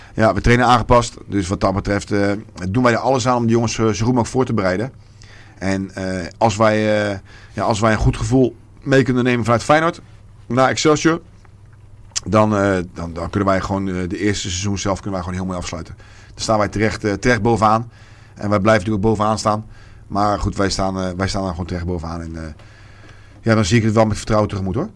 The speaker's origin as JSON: {"language": "Dutch", "town": "Rotterdam", "region": "South Holland", "country": "Netherlands", "said": "ik ben een Rotterdammer en ik zal daar ook nooit, eh, nooit weggaan."}